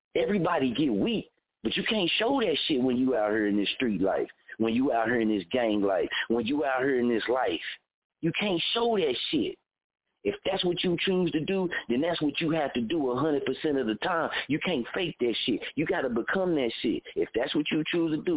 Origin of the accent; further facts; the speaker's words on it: Muskogee, Oklahoma, United States; I'm from Muskogee